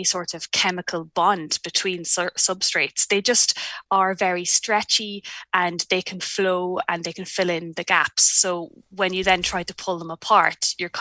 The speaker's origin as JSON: {"language": "English", "country": "Ireland", "moved": "as an adult", "lives_now": "New Zealand", "said": "I'm Irish and moved here in 2016"}